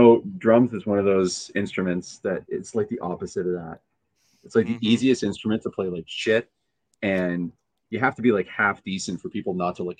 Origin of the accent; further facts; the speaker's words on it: Canada; So as you know, I'm Canadian.